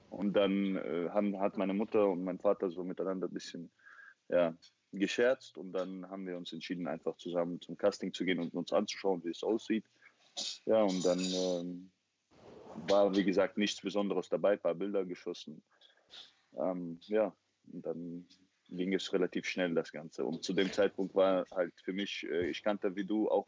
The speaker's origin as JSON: {"language": "German", "region": "Chechnya", "country": "Russia", "said": "ich habe ihr erklärt, ich komme aus Tschetschenien und so, bei uns gibt es keine Models und sowas."}